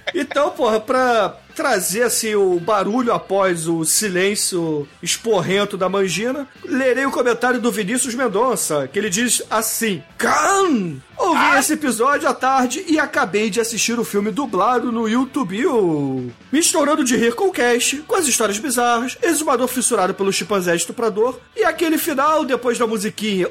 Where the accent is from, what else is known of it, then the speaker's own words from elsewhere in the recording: Rio de Janeiro, Brazil; eu sou carioca e não falo assim assim